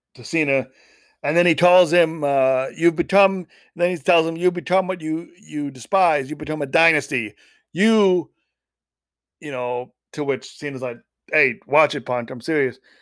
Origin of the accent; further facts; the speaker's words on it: Schaumburg, Illinois, United States; moved away; my hometown of Schaumburg.